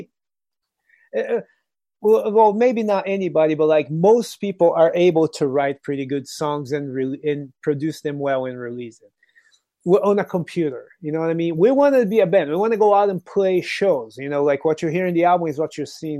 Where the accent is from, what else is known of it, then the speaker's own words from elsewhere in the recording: Brazil; English is a second language; now in United States; I'm from Brazil. You know, I'm originally from Brazil. But living in America